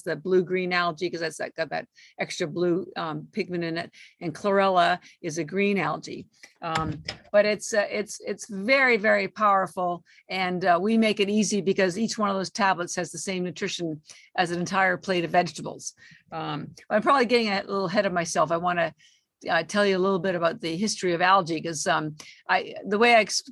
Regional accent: Canada; moved away as an adult; now in Boston, United States; I live in Boston. I've been here 33 years, but I'm Canadian

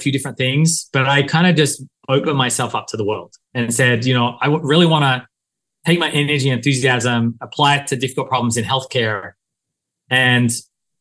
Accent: Australia; moved away as an adult; also born or lived in Silicon Valley; now in United States; I came to the US from Australia to do an MBA.

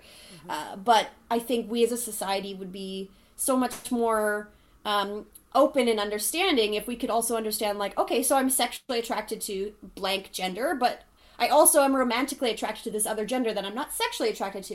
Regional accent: Thunder Bay, Ontario, Canada; I'm from Thunder Bay and it's a very heteronormative society there

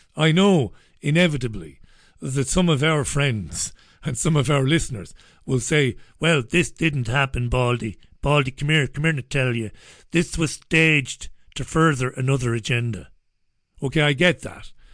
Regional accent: Ireland; moved away as an adult; now in United Kingdom; I'm an Irish man living in U, the U K. I'm an economic migrant

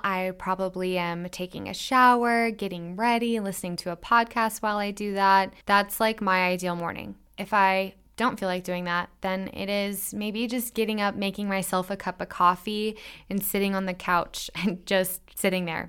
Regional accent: Midwest, United States; I'm from the Midwest, and we have some gnarly winters

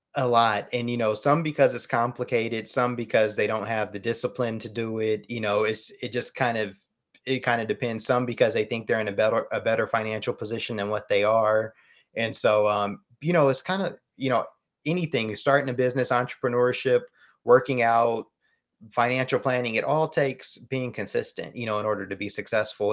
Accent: United States; as American consumers

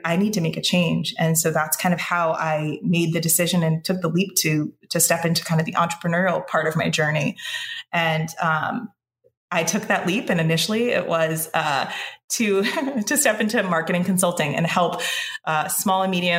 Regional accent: Connecticut, United States; now in Boston area, United States; I'm originally from Connecticut

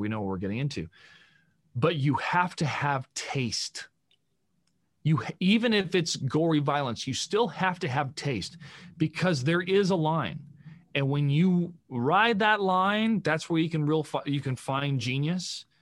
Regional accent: United States; as an American citizen

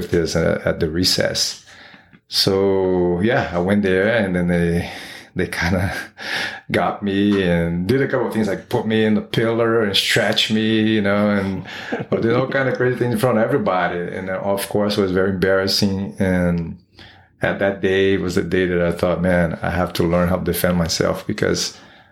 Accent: Rio de Janeiro, Brazil; English is a second language; moved away as an adult; now in United States; I was born in Rio de Janeiro, Brazil. Raised over there, and I moved here to the United States when I was 26.

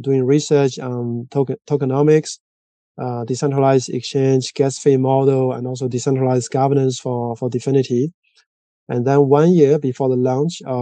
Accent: China; moved away as an adult; also born or lived in France / Zurich, Switzerland; now in Switzerland; I'm originally from China. And I came to Europe in 2008

